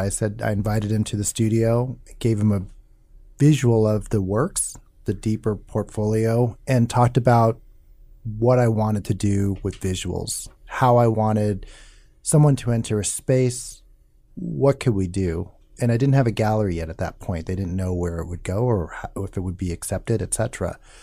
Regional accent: Omaha, Nebraska, United States; where I grew up, Northwest Omaha, just white working class

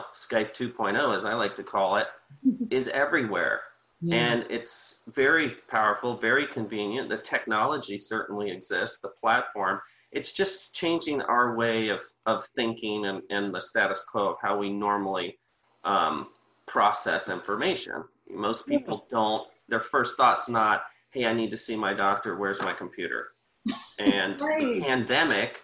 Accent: Sarasota, Florida, United States; now in Bradenton, United States; I grew up in Sarasota

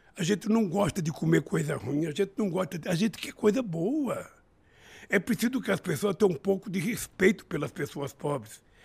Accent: São Paulo, Brazil; also born or lived in Garanhuns, Pernambuco; na minha terra natal, onde eu nasci, em Garanhuns, eu vim comer pão pela primeira vez em São Paulo com sete anos de idade

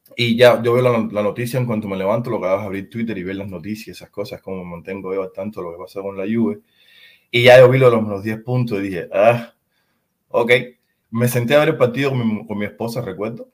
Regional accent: Cuba; now in San Diego, United States; En los años 90 en mi país era imposible ver el fútbol

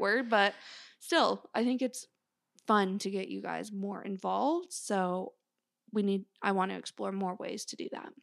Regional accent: Canada; I grew up in Canada

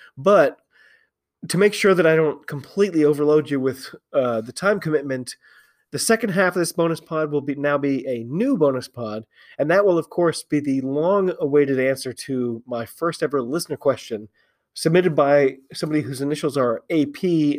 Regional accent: United States; I'm an American rugby fan who follows rugby all over the globe.

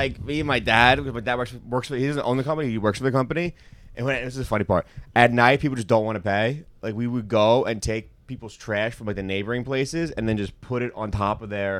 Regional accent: New York City, New York, United States; I'm from Queens.

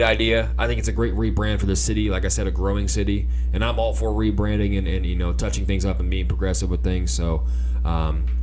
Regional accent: Wyandotte County, Kansas, United States; I grew up in Wyandotte County pretty much my whole life

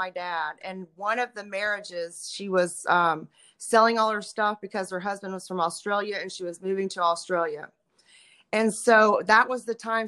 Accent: Richardson, Texas, United States; I am from Richardson, Texas, which is a small town outside of Dallas

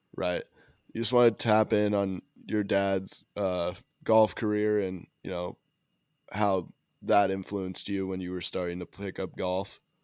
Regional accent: Park City, Utah, United States; I'm from Park City, like, another small ski town

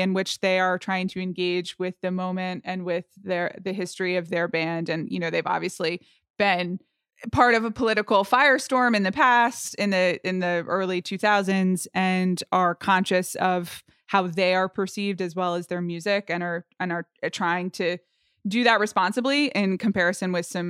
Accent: Atlanta, Georgia, United States; I grew up in Atlanta, Georgia, and had a real connection to the …' early albums when I was

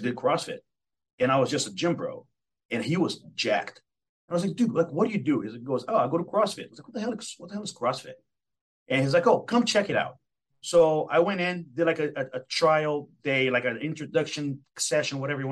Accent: Belo Horizonte, Minas Gerais, Brazil; now in Seattle, United States; I'm originally from Brazil

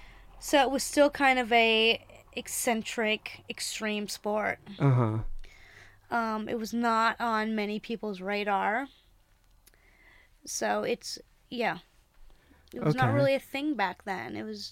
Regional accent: Greensboro, North Carolina, United States; I'm from Greensboro, North Carolina. Grew up climbing there.

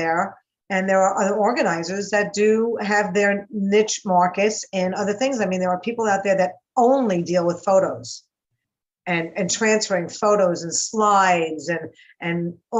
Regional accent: New York, United States; accent: New York; now in Encino, United States; You know, you can tell I'm from New York. And I have, you know

